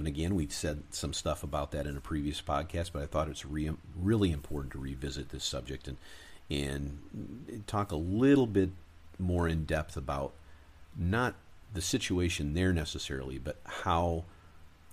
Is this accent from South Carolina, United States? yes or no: no; Michigan, United States; moved away; also born or lived in Arizona / California; I grew up in Michigan